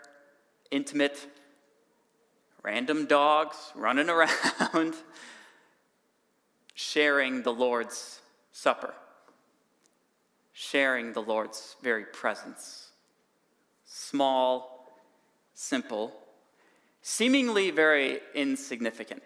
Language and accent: English; Cambridge, Wisconsin, United States; now in Whitewater, United States; I actually grew up in Cambridge